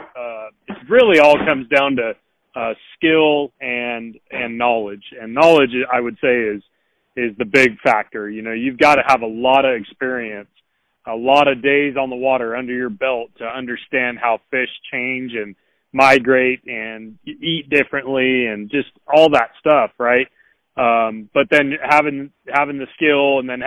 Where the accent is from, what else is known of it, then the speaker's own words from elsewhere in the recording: Northern California, United States; moved away as an adult; now in Alabama, United States; I grew up in Northern California, 33 years old now, and I moved out here to Alabama when I was 23